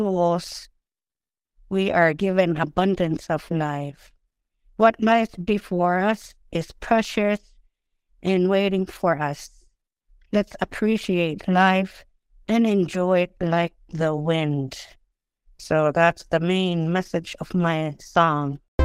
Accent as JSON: {"language": "English", "town": "Rankin Inlet", "region": "Nunavut", "country": "Canada", "first_language": "Inuktitut", "second_language": "English", "said": "I'm from Rincon Inlet, Nunavut."}